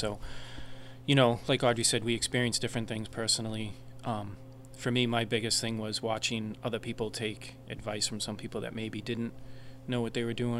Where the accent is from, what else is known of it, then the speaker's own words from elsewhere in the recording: Cambridge, Massachusetts, United States; Cambridge, originally.